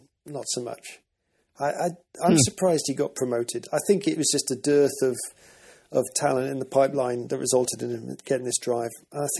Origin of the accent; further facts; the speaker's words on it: United Kingdom; We Brits